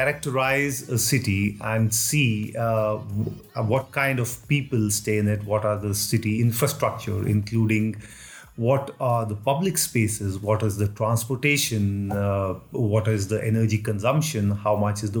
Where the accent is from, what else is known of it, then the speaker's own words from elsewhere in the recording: New Delhi, Delhi, India; moved away as an adult; also born or lived in Mumbai, India / Kolkata, India; now in Geneva, Switzerland; I grew up at New Delhi.